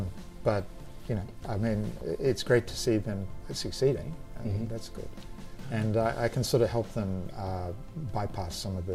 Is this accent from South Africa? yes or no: no; New Zealand; moved away as an adult; now in Australia; New Zealand and the east coast of Australia, because I immigrated from New Zealand to Australia.